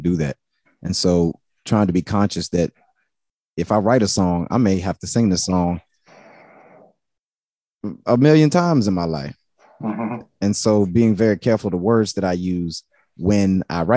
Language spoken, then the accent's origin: English; Charlottesville, Virginia, United States; also born or lived in Richmond, Virginia; growing up in Charlottesville, a lot of people knew my mother and father